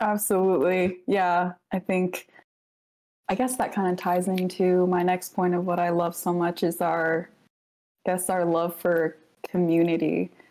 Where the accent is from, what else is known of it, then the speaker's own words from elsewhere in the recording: Alaska, United States; also born or lived in Samoa; I was born in Samoa, but yeah, raised in Alaska.